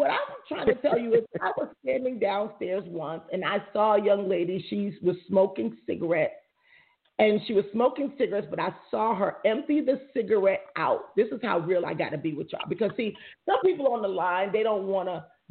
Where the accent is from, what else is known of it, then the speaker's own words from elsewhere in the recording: Jamaica; I'm Jamaican